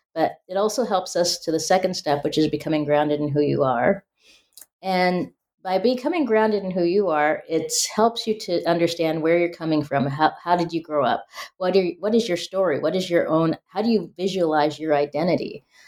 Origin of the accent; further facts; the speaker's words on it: Spokane, Washington, United States; growing up in Spokane, Washington